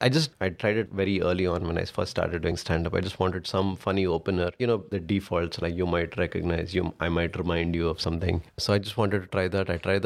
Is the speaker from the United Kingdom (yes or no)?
no; India; I go into a lot of stuff about being Indian.